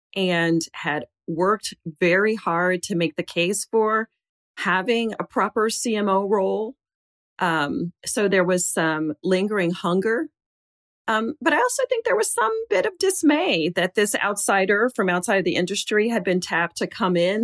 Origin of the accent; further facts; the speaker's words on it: Jackson, Mississippi, United States; a girl growing up in Jackson, Mississippi